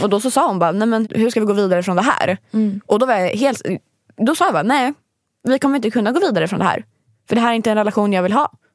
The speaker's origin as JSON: {"language": "Swedish", "country": "Sweden", "said": "jag är svensk"}